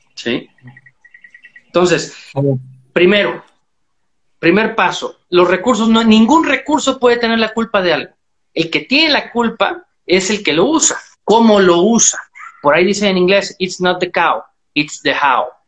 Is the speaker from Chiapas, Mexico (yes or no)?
yes; Chiapas, Mexico; soy un ganadero mexicano. Estoy en el sur de México, en Chiapas, en Trópico Seco